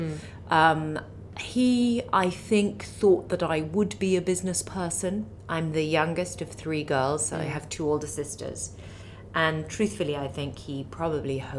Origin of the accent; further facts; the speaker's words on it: Milan, Lombardy, Italy; also born or lived in Lake Como; now in London, United Kingdom; I was raised in Milan and on Lake Como